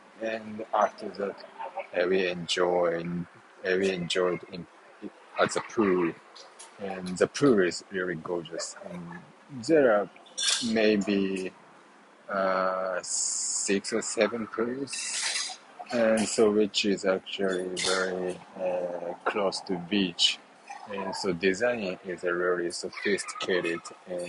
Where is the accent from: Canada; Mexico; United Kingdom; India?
Mexico; I'm from Mexico, here in Los Cabos.